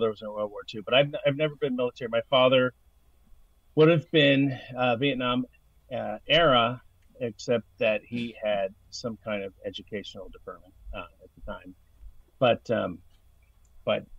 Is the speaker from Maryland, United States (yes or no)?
yes; Baltimore, Maryland, United States; I grew up in the Baltimore area